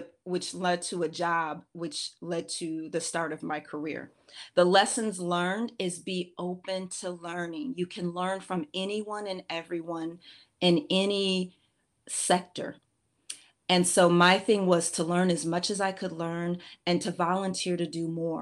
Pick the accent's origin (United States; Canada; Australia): United States; Minneapolis, Minnesota; I'm originally from Minneapolis, Minnesota